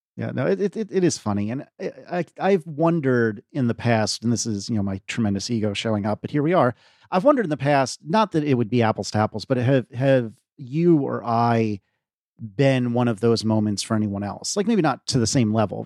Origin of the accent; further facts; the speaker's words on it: United States; as an American